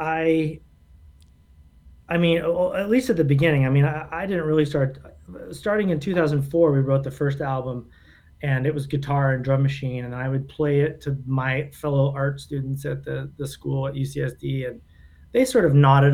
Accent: Southern New Hampshire, United States; he and I grew up in Southern New Hampshire

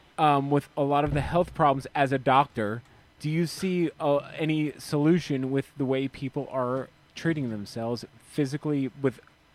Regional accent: South Carolina, United States; I am from South Carolina.

